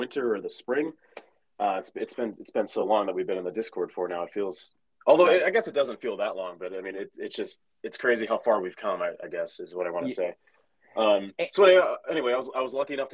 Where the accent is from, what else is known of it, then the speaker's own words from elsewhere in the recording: Boston, Massachusetts, United States; moved away as an adult; now in Seattle, United States; we're both from Massachusetts, both Boston area musicians